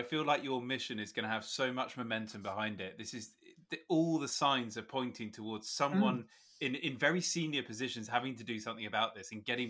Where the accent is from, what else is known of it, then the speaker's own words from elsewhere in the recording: Suffolk, East of England, United Kingdom; I grew up in Suffolk